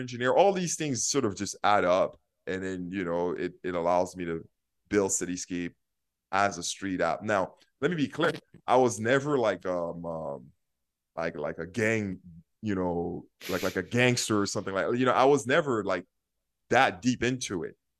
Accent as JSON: {"language": "English", "town": "New York City", "region": "New York", "country": "United States", "tie": "born or raised there", "also_born_or_lived": "Haiti / San Francisco", "moved": "as an adult", "lives_now": "Minneapolis, United States", "said": "I grew up in Haiti and I lived in Brooklyn"}